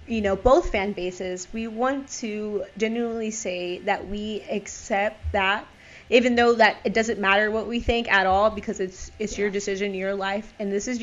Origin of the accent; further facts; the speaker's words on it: Texas, United States; growing up in Texas where, you know, you're surrounded by your family, especially coming from a Mexican family